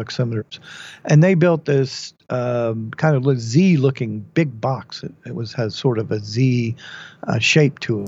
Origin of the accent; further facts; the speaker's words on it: Dallas, Texas, United States; moved away; I've been growing up in Dallas